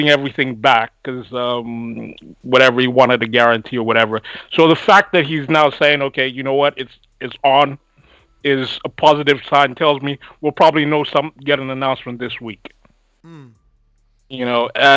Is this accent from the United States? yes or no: no; London, United Kingdom; I'm from London